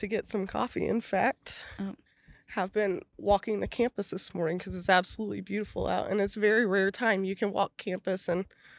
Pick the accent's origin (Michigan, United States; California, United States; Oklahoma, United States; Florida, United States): Oklahoma, United States; Oklahoma City; also born or lived in New York / Perth, Australia; I grew up in Oklahoma City. Went to Putnam City North High School for reference. So Northwest Oklahoma City. Came to Oklahoma State as an undergrad and graduate student. Went back to Oklahoma City to work.